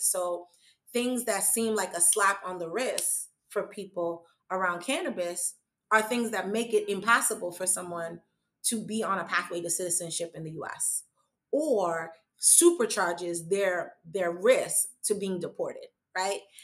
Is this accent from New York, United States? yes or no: yes; New York City, New York, United States; I am a New Yorker. I am from the borough of Manhattan. I was schooled here